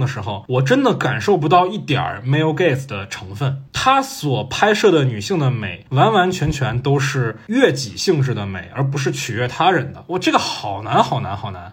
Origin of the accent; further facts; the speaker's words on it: China; 我们中国人看里面那个婆媳关系